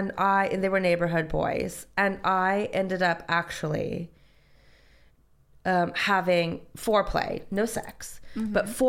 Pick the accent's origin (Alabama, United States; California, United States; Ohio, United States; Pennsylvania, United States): California, United States; Northern; moved away as an adult; now in United Kingdom; I grew up in Northern California. It was a bit rural.